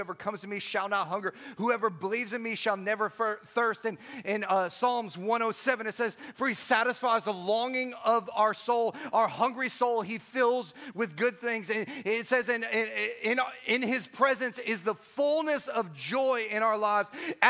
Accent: Chicago, Illinois, United States; I was like, dude, I'm from Chicago. I only spent 2 years in those places, but I've been spending 20 years trying to get them out of me.

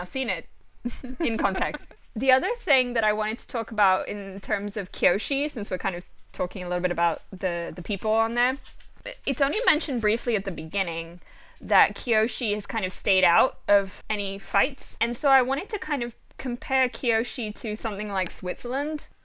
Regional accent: United Kingdom; I'm British

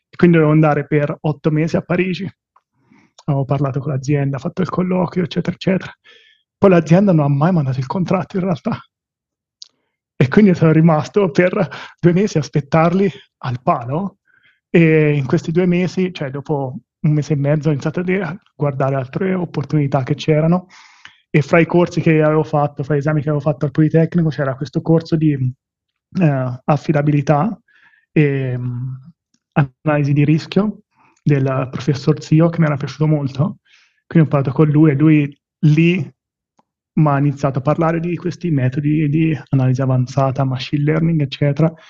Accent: Bibbiena, Tuscany, Italy; moved away as an adult; also born or lived in Milan / Nottingham; now in Zurich, Switzerland; Sono partito chiaramente dal Casentino, da Bibbiena, e facendo tutto oh, l'iter scolastico là, fra Bibbiena

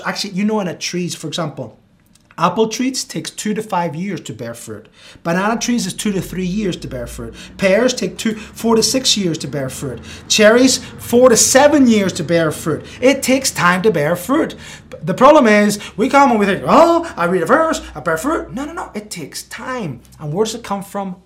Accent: Spain; now in United States; I grew up in Spain

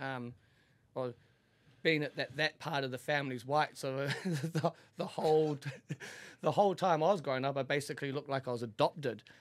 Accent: Auckland, New Zealand; I grew up in a, the biggest town in New Zealand, Auckland

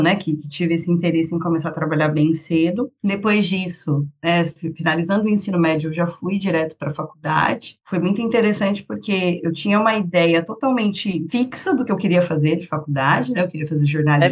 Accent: Sorocaba, São Paulo, Brazil; also born or lived in Paraná / Rio de Janeiro; now in Santos, Brazil; sou paulista, nascida em São Paulo. Fui bem pequena para o interior com a minha família, então morei a maior parte do tempo em Sorocaba, interior de São Paulo

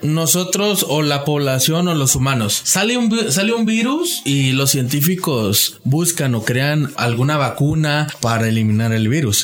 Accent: Mexico; como mexicanos

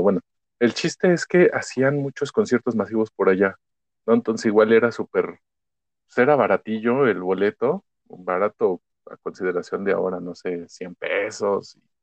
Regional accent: Ecatepec, State of Mexico, Mexico; crecí en Ecatepec, hice gran parte de mi vida ahí

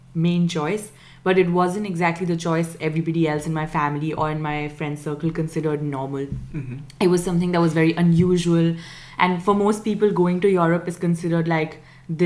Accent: India; moved away as an adult; I'm from India

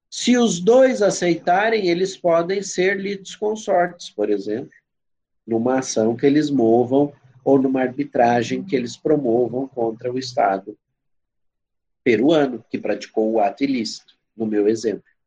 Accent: Brazil; eu sou brasileiro

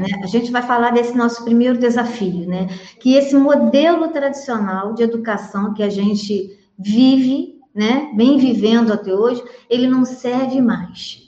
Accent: interior of Minas Gerais, Brazil; now in Petrópolis, Brazil; eu venho de uma família grande, tá? lá do interior de Minas, apesar de eu morar aqui em Petrópolis, no Rio, mas eu sou mineira também

